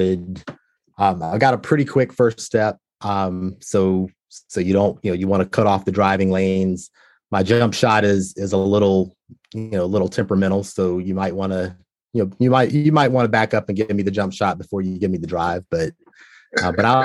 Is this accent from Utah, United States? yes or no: no; Walnut Cove, North Carolina, United States; I grew up in a small town, you know, North Carolina, Walnut Cove, North Carolina